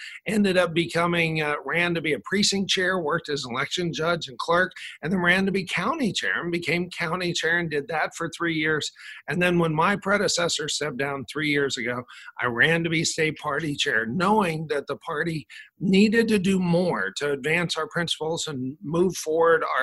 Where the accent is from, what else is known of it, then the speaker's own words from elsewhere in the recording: Fort Worth, Texas, United States; I grew up in Fort Worth. We moved there when my dad went to seminary there at Southwestern Baptist Theological Seminary. And that's where I grew up.